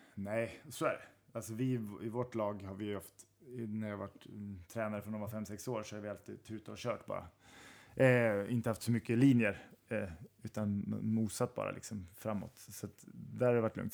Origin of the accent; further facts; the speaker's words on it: Strängnäs, Södermanland, Sweden; jag kommer från Strängnäs och Sörmland